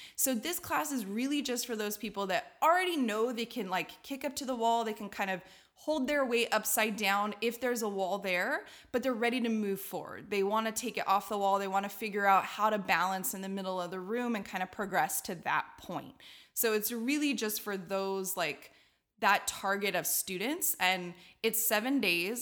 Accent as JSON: {"language": "English", "town": "Redlands", "region": "California", "country": "United States", "said": "I'm from Redlands, California, and in Redlands, there's a Y M C A community circus"}